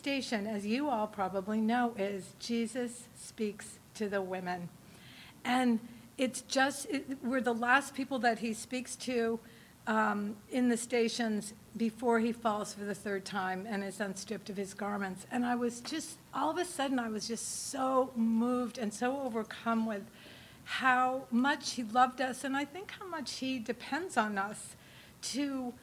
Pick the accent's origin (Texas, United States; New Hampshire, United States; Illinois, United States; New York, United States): New Hampshire, United States; now in Los Angeles, United States; I come from New Hampshire